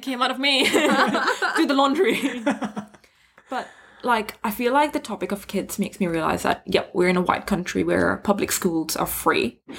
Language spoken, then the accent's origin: English; Thailand; like being Indian growing up in Thailand, going to public school was like not even like something that was ever discussed.